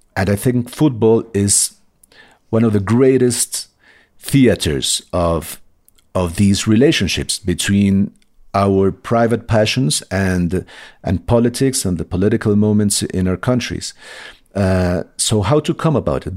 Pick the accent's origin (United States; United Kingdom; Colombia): Colombia; moved away; I grew up in Colombia during these drug wars.